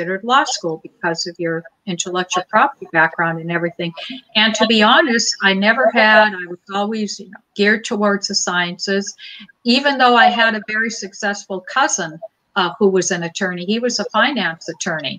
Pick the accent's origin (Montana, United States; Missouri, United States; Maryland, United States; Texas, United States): Montana, United States; Butte; I grew up in Butte, Montana